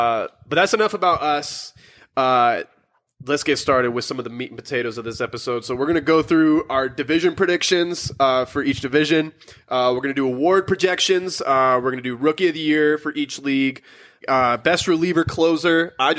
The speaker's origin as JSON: {"language": "English", "town": "Maricopa", "region": "Arizona", "country": "United States", "tie": "born or raised there", "said": "So I'm born and raised in Arizona, and I'm from a town called Maricopa"}